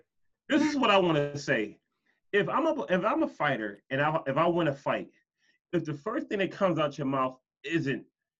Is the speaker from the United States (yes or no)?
yes; Philadelphia, Pennsylvania, United States; I'm from Philadelphia